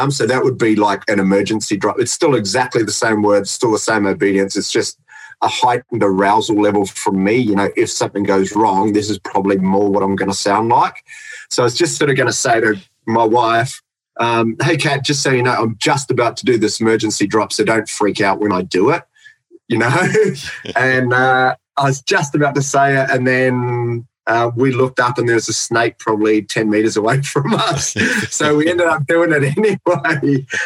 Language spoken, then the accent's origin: English; New Zealand; now in Australia; I'm from New Zealand, mate.